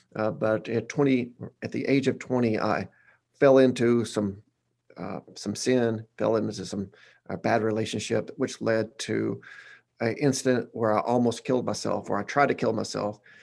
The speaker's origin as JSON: {"language": "English", "town": "Batesville", "region": "Arkansas", "country": "United States", "tie": "born or raised there", "lives_now": "Conway, United States", "said": "I'm from Batesville, Arkansas, that's, uh, in the middle of nowhere"}